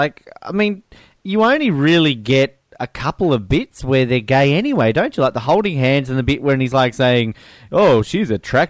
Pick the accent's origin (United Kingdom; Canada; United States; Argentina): United Kingdom; Scotland; Like, I am Scottish!